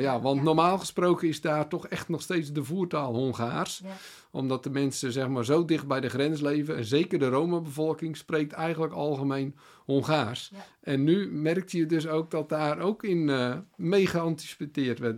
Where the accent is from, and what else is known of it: Netherlands